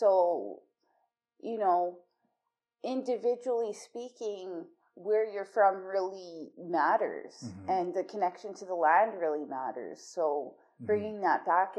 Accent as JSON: {"language": "English", "town": "Calgary", "region": "Alberta", "country": "Canada", "tie": "born or raised there", "also_born_or_lived": "Leask, Saskatchewan", "said": "I was born in Leask, Saskatchewan. My mom is Cree Métis, and my dad is mixed Ojibwe, Métis mixed as well. My mom moved with me to Calgary when I was a baby, so I basically grew up here in Treaty 7."}